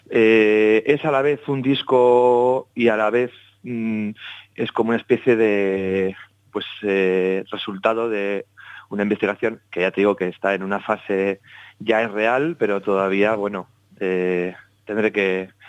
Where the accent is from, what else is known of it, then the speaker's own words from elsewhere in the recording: Basque Country, Spain; me he adentrado estos últimos años en la investigación eh, en respecto al folclore de mi tierra, del País Vasco